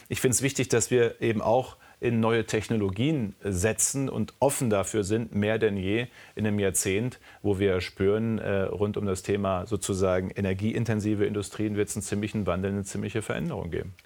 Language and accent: German; Münsterland, North Rhine-Westphalia, Germany; als Münsterländer. Ich komme aus einer sehr ländlichen Region, aus einem kleinen Dorf